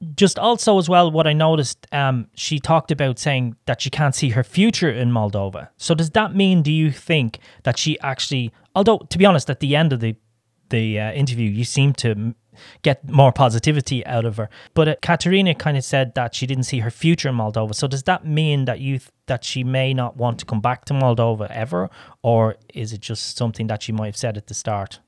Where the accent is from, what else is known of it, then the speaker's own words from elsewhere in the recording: Ireland; I come from Ireland